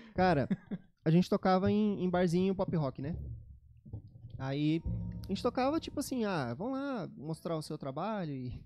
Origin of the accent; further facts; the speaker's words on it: Cacoal, Rondônia, Brazil; now in Campo Grande, Brazil; Eu sou de Cacoal, em Rondônia.